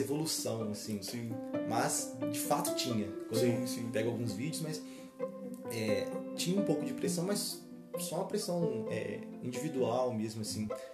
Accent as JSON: {"language": "Portuguese", "town": "Ervália", "region": "Minas Gerais", "country": "Brazil", "tie": "born or raised there"}